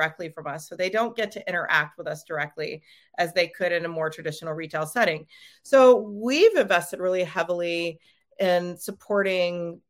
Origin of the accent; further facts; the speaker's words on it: Oregon, United States; I'm from Oregon